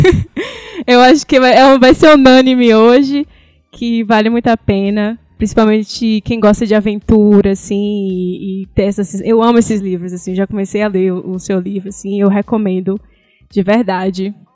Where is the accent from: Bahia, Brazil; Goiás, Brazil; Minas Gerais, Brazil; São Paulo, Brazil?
Bahia, Brazil; Salvador; moved away as an adult; now in Calgary, Canada; Salvador, sou da Bahia